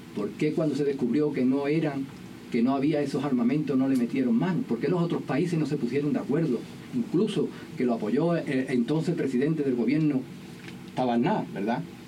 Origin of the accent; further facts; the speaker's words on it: El Coronil, Andalusia, Spain; el pueblo del Coroní, que es mi pueblo